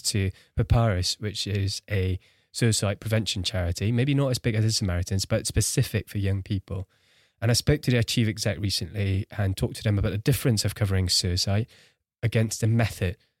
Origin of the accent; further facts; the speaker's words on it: Singapore; I grew up in Singapore, one of the cities in a world with the highest rates of suicide